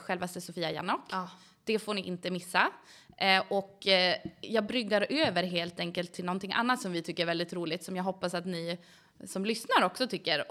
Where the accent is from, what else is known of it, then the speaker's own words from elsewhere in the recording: Umeå, Västerbotten County, Sweden; also born or lived in Gällivare, Norrbotten; Jag flyttade till Umeå 1999, då var jag åtta år gammal